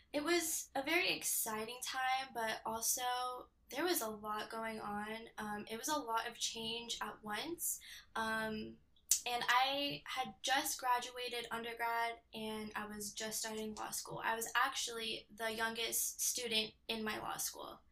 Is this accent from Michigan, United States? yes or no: no; Temecula, California, United States; I grew up in Temecula, California.